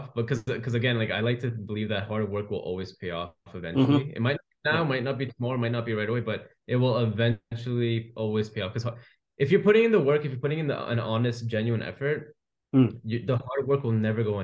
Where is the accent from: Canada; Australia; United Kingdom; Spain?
Canada; I was born and raised in Canada